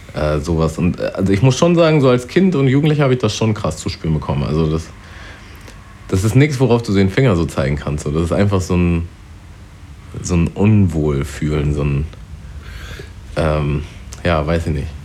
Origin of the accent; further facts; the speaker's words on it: Germany; da wo ich aufgewachsen bin, das war halt schon so ein Vorort und da waren eigentlich auch nur Weiße und äh, ja, also nur Deutsche auch eigentlich. Aber gerade dadurch, dass es auch so nah an Harburg war